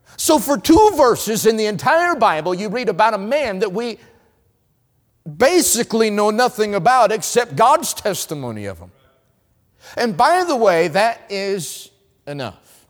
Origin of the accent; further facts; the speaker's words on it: North Carolina, United States; I'm from North Carolina